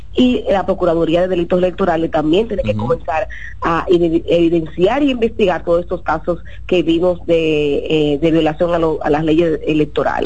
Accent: Dominican Republic; como dominicanos

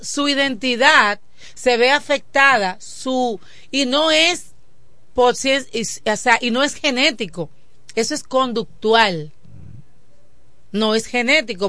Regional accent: Dominican Republic; nos identificaba como dominicanos.

